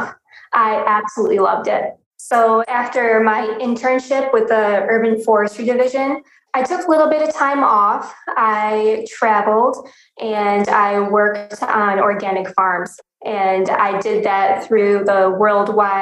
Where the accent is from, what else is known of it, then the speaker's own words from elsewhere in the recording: Rochester, New York, United States; moved away; also born or lived in Syracuse, New York; I was raised in Rochester, New York